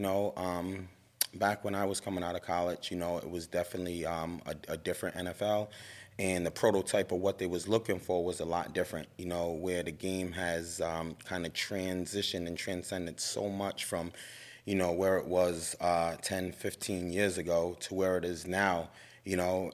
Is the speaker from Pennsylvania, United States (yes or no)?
no; Providence, Rhode Island, United States; growing up in Providence, you know, I went to Nathan Bishop Middle School